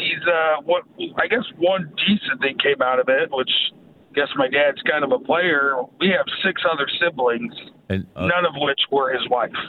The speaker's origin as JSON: {"language": "English", "town": "Bellevue", "region": "Nebraska", "country": "United States", "tie": "born or raised there", "said": "Bellevue. I went to Bellevue East."}